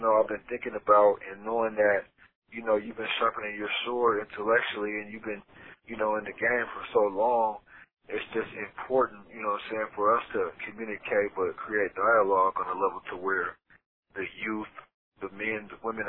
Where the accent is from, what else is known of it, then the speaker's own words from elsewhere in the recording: Seattle, Washington, United States; we're from Seattle, Washington, and we've been in the penitentiary for 10-plus years.